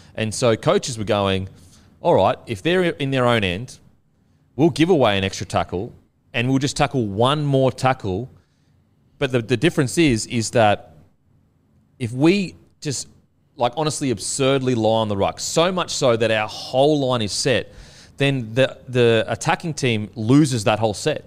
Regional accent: Gold Coast, Queensland, Australia; I'm from the Gold Coast

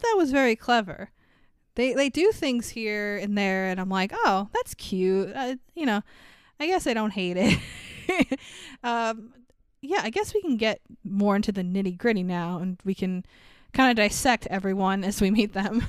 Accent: New York, United States; as a New Yorker

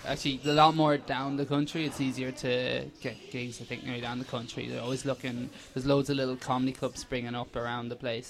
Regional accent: Athlone, Leinster, Ireland; I grew up in Athlone.

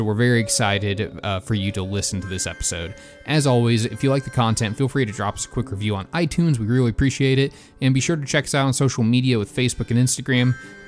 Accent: Alabama, United States; but so growing up in Alabama, there's a ton of hunting heritage there with some pretty big and high-profile people.

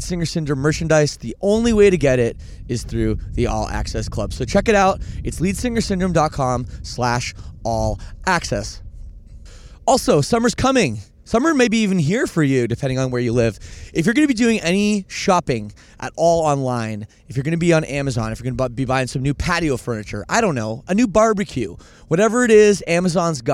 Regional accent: Oakville, Ontario, Canada; It was Oakville, Ontario, Canada. My hometown

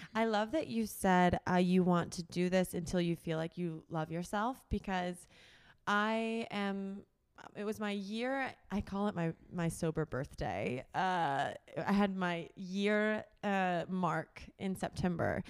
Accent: Tullahoma, Tennessee, United States; moved away; I'm from Tullahoma, Tennessee, which is a small town in Middle Tennessee

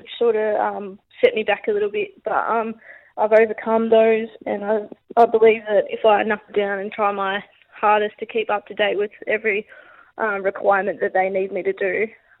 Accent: Wollongong, New South Wales, Australia; I grew up in Wollongong

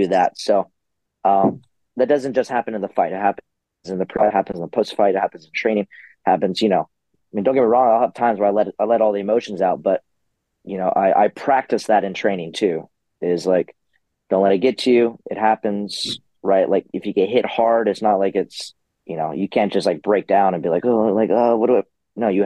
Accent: San Diego, California, United States; I'm from San Diego

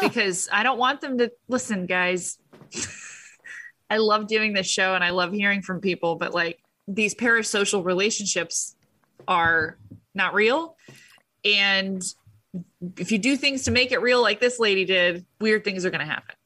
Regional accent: United States; I'm an American

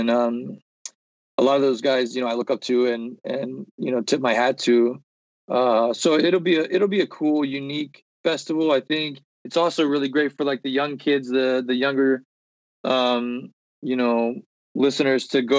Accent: Columbia, South Carolina, United States; Cause I'm originally from Columbia, South Carolina.

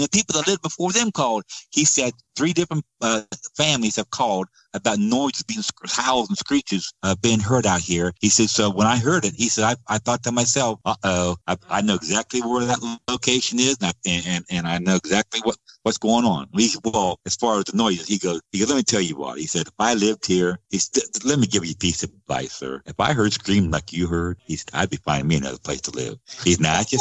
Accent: Georgia, United States; my home state of Georgia

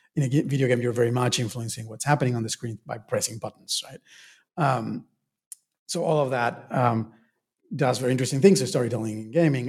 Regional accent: Argentina; moved away; I was born and raised in Argentina

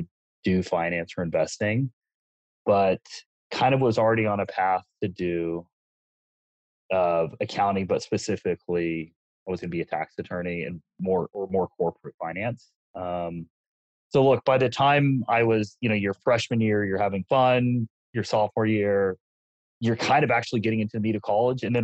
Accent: Texas, United States; I am from Texas.

